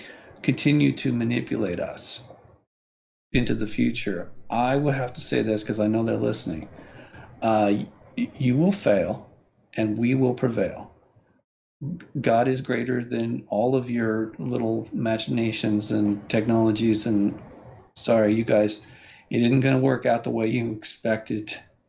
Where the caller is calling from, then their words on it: Hong Kong; I was calling from Hong Kong